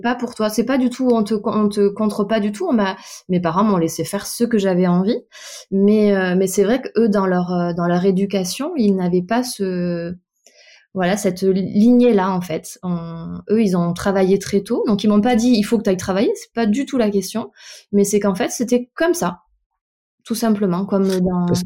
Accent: Bordeaux, Nouvelle-Aquitaine, France; je suis née à Bordeaux. J'ai toute ma famille originaire de Bretagne, pour le coup. Donc, j'ai passé toutes mes vacances d'enfance sur l'île d'Ouessant

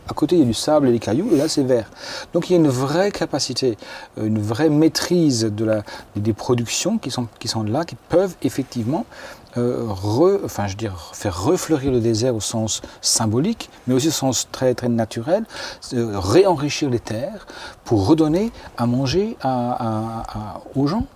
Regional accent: France; moi je suis français

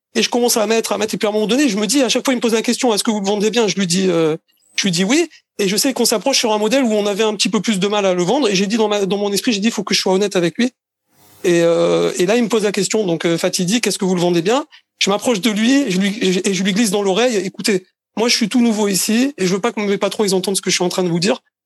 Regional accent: Marseille, Provence-Alpes-Côte d'Azur, France; also born or lived in Paris region; now in Israel; Je suis né à Marseille. J'ai habité 10 ans en région parisienne. Euh, et, maintenant, j'habite en Israël.

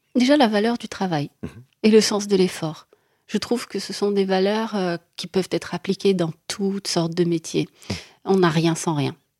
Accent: Morocco; moved away as an adult; now in France; Je viens du Maroc

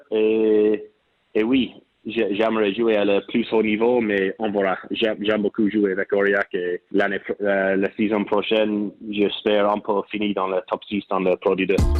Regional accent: Portlaoise, Leinster, Ireland; French is a second language; moved away as an adult; also born or lived in Connacht; now in France; Oui, je suis né en Port Leash, c'est au milieu de l'Irlande

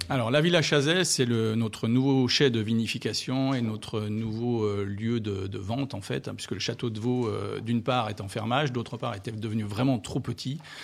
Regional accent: Beaujolais, Auvergne-Rhône-Alpes, France; moved away as an adult; also born or lived in New Zealand / Australia / Oregon; now in Moselle, France; je suis originaire du Beaujolais

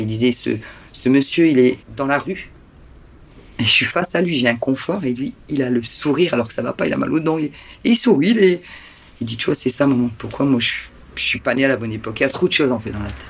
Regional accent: Lille, Hauts-de-France, France; on est de Lille

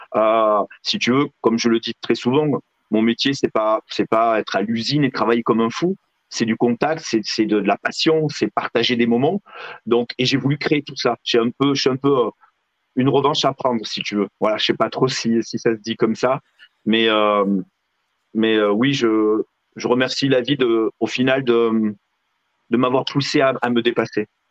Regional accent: Figeac, Occitania, France; je viens de Figeac

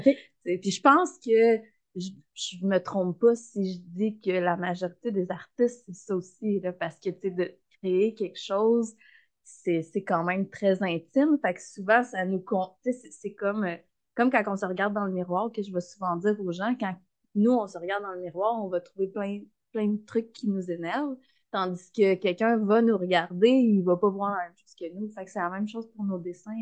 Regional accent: Saint-Damien and the Magdalen Islands, Quebec, Canada; also born or lived in Berthierville, Lanaudière; j'ai grandi beaucoup à Saint-Damien et aux îles de la Madeleine

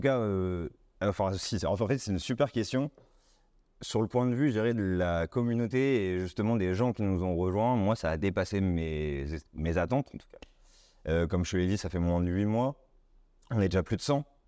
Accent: Tours, Centre-Val de Loire, France; je suis né à Tours, j'ai fait un bac ES classique

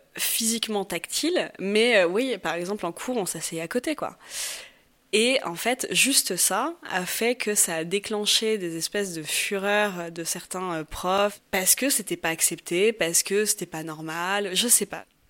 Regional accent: Paris, Île-de-France, France; moved away as an adult; now in Barcelona, Spain; je suis originaire de Paris, euh, Paris 16e

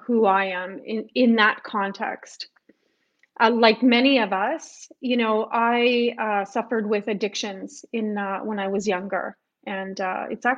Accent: Winnipeg, Manitoba, Canada; also born or lived in Montreal; I decided to come back home to Winnipeg. So when I came back home to Winnipeg

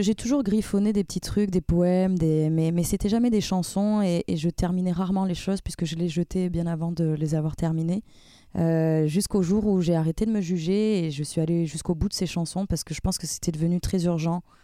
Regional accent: Avignon, Provence-Alpes-Côte d'Azur, France; first language French; now in Paris, France; je viens du sud

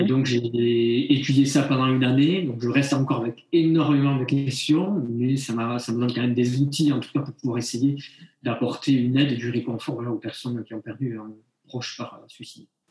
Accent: Bayonne, Nouvelle-Aquitaine, France; je suis originaire de Bayonne

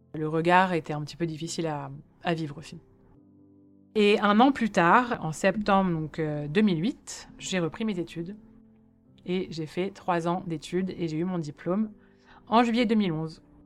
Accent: Paris, Île-de-France, France; also born or lived in Lausanne, Switzerland; J'ai grandi à Paris dans le 17e arrondissement où j'ai fait toute ma scolarité

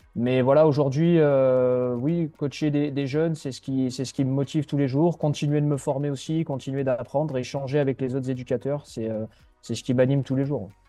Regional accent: Mont-de-Marsan, Nouvelle-Aquitaine, France; moved away as an adult; also born or lived in Lyon region; now in Lyon, France; je suis originaire des Landes, euh, à Mont-de-Marsan, je suis né à Mont-de-Marsan, dans les Landes, où j'ai fait toute ma scolarité

